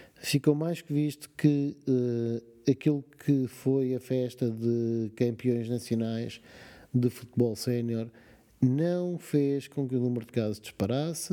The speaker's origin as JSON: {"language": "Portuguese", "country": "Portugal", "said": "como português"}